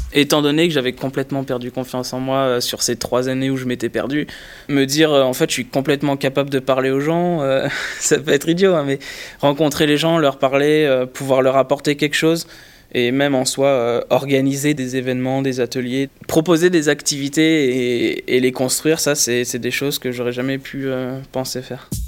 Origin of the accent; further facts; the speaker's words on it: Lyon, Auvergne-Rhône-Alpes, France; moved away as an adult; now in Paris, France; je viens de Lyon, j'étais à Lyon l'année dernière et je me suis dit, je vais aller sur Paris